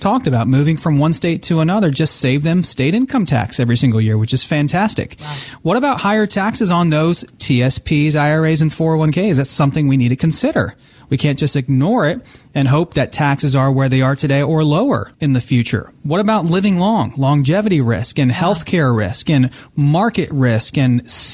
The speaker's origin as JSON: {"language": "English", "region": "New Jersey", "country": "United States", "tie": "born or raised there", "moved": "yes", "said": "I was born in New Jersey, and I have a lot of family that still lives in New Jersey, in northern New Jersey"}